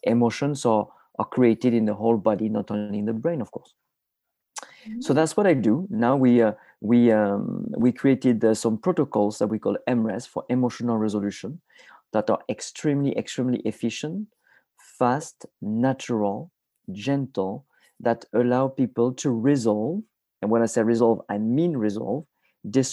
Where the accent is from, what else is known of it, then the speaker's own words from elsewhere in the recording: a tiny village in the south of France, France; moved away; I am originally from France. I was born in a tiny village in the south of France, about 3 hours north of Barcelona.